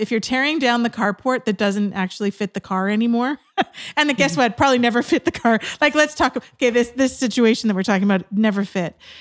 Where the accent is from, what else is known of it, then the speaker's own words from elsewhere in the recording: West Coast of Canada, Canada; also born or lived in Georgia, United States; I was from the West Coast of Canada